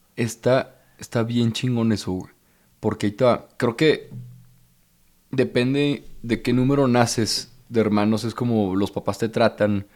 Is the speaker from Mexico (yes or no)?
yes; Torreón, Coahuila, Mexico; moved away; also born or lived in Monterrey; yo vengo de Torreón, soy del 93, de 1993.